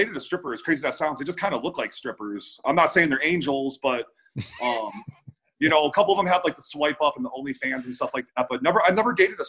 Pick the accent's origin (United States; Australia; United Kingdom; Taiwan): United States; Cleveland, Ohio; now in Las Vegas, United States; Cleveland, Ohio.